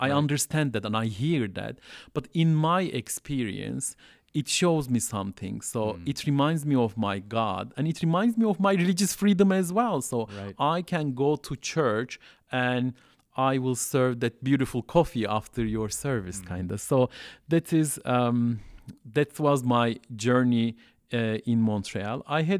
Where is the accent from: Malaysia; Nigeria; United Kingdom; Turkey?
Turkey; Southeastern Anatolia; English is a second language; I can speak Turkish fluently with Istanbul accent. And so even though I'm coming from Southeast Turkey